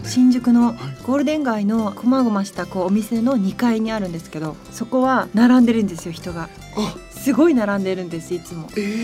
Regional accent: Yamagata, Japan; 山形出身なんですけど山形って意外にラーメン激戦区なんですよ

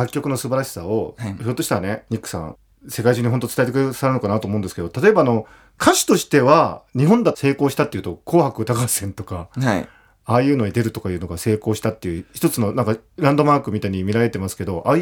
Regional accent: United States; Japanese is a second language; moved away as an adult; now in Japan; 僕は自分の母国ということもあるのかもしれないです。

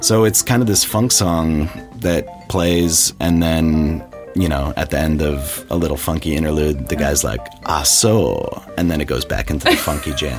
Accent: Albany, New York, United States; moved away as an adult; also born or lived in Korea / Nagoya, Japan; now in Japan; I'm originally from Albany, New York

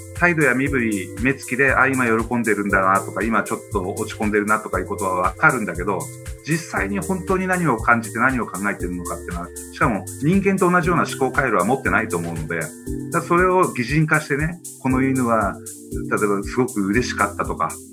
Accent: Urakawa, Hokkaido, Japan; moved away; also born or lived in Yokohama; 北海道の浦河町という生まれ故郷にいたんですけれども

